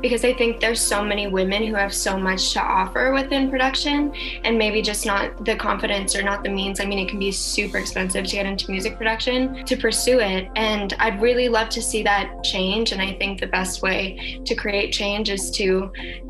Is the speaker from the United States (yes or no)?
no; Calgary, Alberta, Canada; also born or lived in Toronto; I'm in Calgary right now. My family is here and I was born and raised here.